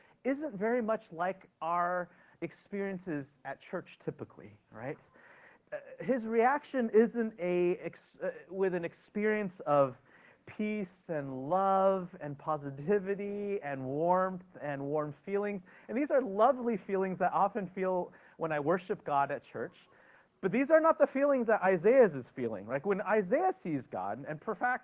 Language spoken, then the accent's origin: English; United States; as an American citizen, something I'm proud to be and grateful to be